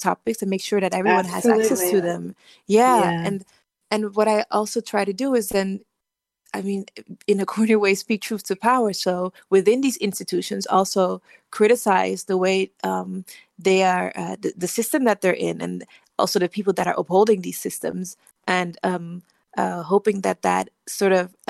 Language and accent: English; Netherlands; also born or lived in Liberia; I grew up in the Netherlands because my family fled from the civil wars in Liberia.